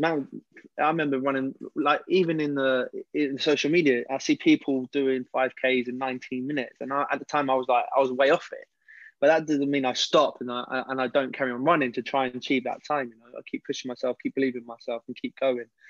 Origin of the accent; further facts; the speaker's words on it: London, United Kingdom; I originally, I come from West London.